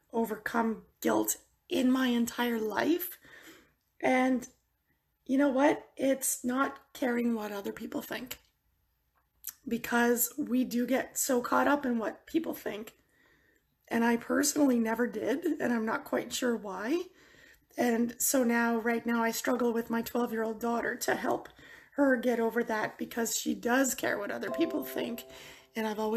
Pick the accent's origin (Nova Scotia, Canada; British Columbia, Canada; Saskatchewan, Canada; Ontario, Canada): Ontario, Canada; near Niagara Falls; I am from Ontario, Canada, near Niagara Falls